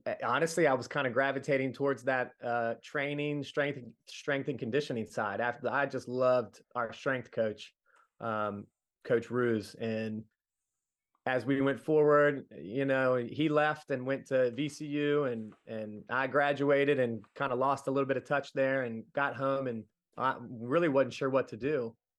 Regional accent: Middletown, United States; being a kid growing up in the nineties, we did a little bit of everything at Middletown

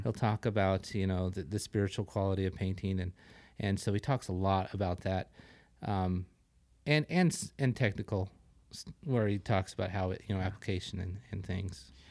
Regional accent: northern Wyoming, United States; moved away; I grew up in Wa, in northern Wyoming.

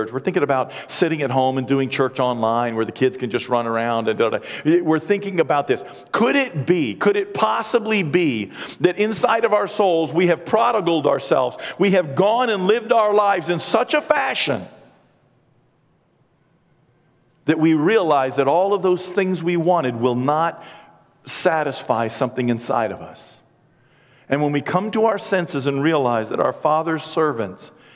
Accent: United States; being an American

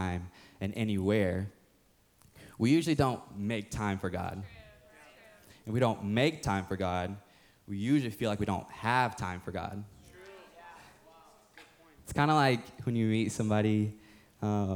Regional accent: the Bible Belt, United States; growing up, when I was young, growing up in the Bible Belt, I was playing for this rec football team, Sharpsburg Stallions

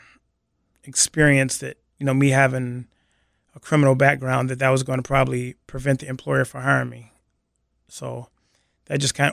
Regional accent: Seattle, Washington, United States; I grew up here in Seattle, in the Central District.

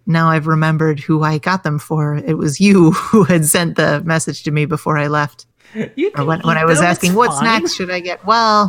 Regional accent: England, United Kingdom; Now, Jordan, speaking as an English person, I find that accent highly demeaning.

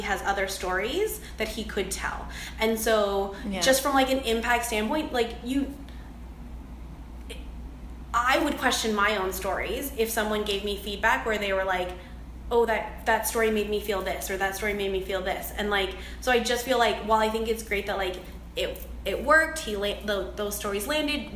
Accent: Canada; I am Chinese Canadian

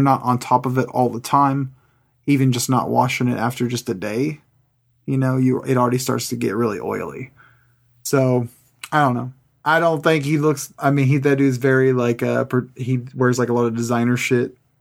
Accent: California, United States; now in Kansas, United States; I grew up in California

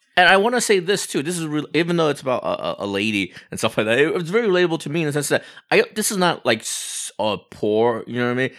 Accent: Walnut / Hacienda Heights, Los Angeles area, California, United States; Do I say I'm from Walnut? Am I, am I from Hacienda Heights? No, I, I say I'm from Los Angeles

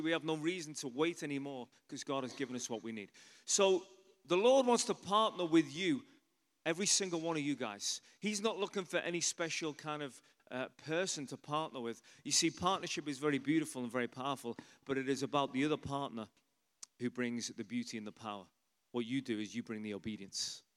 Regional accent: Liverpool, North West England, United Kingdom; moved away as an adult; also born or lived in London / Ireland; I'm from England originally. Anyone ever been to Liverpool in England?

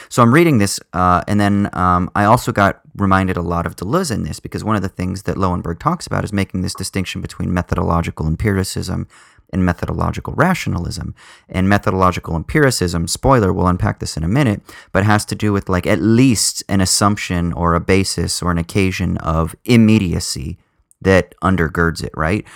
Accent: Southern California, United States; I grew up in Southern California, quite conservative

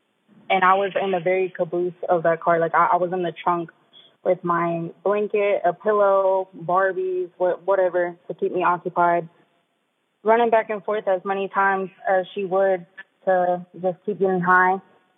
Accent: Cherokee, North Carolina, United States; I grew up in the Birdtown community in Cherokee, North Carolina. I'm 22 years old.

